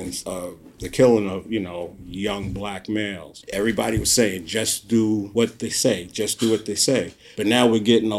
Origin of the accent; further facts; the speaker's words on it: New York City, New York, United States; growing up in South Jamaica, Queens